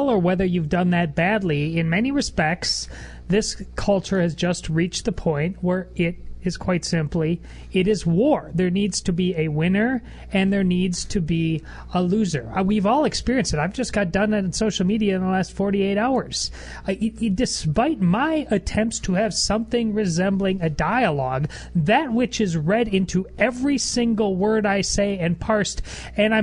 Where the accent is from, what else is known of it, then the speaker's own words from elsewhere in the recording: Wisconsin, United States; I'm from Wisconsin